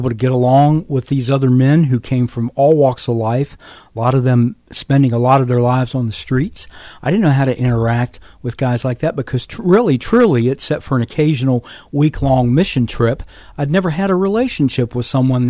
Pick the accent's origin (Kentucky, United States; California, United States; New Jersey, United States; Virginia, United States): Virginia, United States; my home state of Virginia